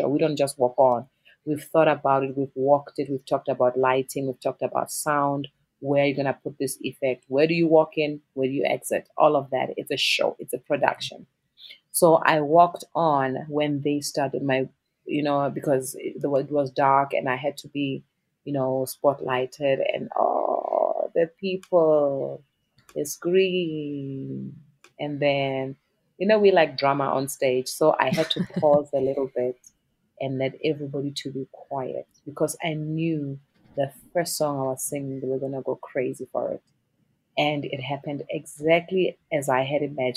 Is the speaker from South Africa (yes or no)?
yes; South Africa; as a South African artist